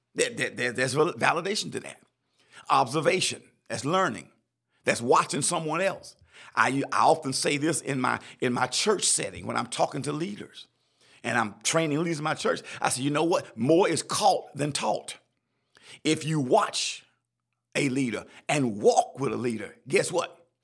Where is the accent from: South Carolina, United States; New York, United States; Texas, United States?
South Carolina, United States; I'm from South Carolina